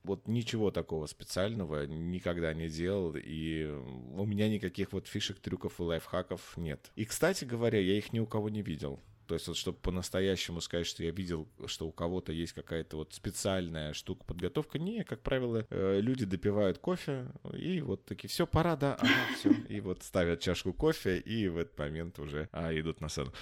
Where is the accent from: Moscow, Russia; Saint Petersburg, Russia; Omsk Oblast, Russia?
Omsk Oblast, Russia; Omsk; я сам сибиряк, и я родился в Омске